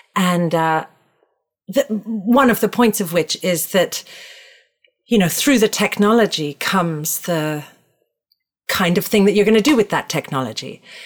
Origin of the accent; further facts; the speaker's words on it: Toronto, Ontario, Canada; now in New York, United States; I, grew up in Toronto. Chestnut Park is in Toronto, Canada.